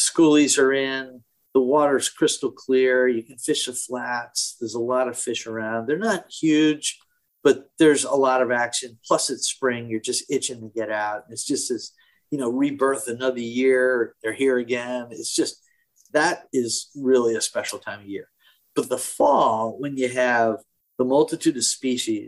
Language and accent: English; Connecticut, United States; also born or lived in Ohio / Massachusetts; I grew up here. I grew up in Connecticut